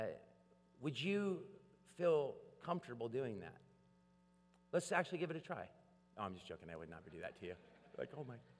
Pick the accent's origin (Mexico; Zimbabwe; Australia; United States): United States; Portland; I come from Portland and we're a coffee town